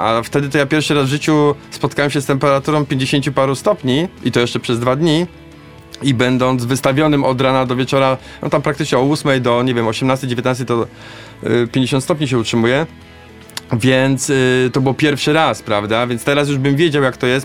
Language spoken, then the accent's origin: Polish; Poznań, Greater Poland, Poland; a ja tu jestem z Poznania, biegam nad Maltą